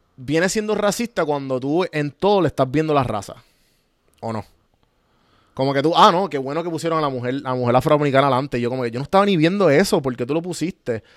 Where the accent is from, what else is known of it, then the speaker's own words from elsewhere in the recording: Puerto Rico; now in Atlanta, United States; nosotros como boricua, que tenemos el, el, colonialismo bien activo